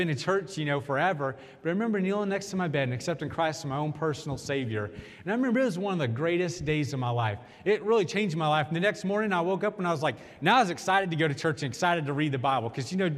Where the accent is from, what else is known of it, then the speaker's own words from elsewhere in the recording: Kansas, United States; growing up in Kansas, from the time I was a little kid, my parents took me to church.